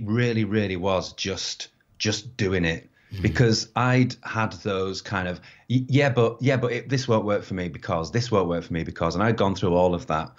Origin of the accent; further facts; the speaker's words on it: United Kingdom; being British